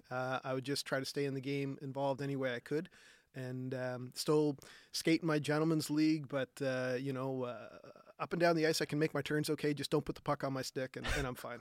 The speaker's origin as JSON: {"language": "English", "town": "Halifax", "region": "Nova Scotia", "country": "Canada", "tie": "born or raised there", "said": "I grew up on the Nova Scotia Voyagers where, where skating both the Halifax Forum and then Scotiabank slash Metro Center."}